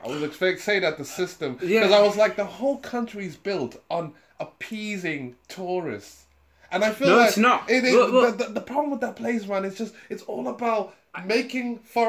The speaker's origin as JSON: {"language": "English", "country": "United Kingdom", "said": "like, as a British person, my British culture in me was just like, that's a bit rude."}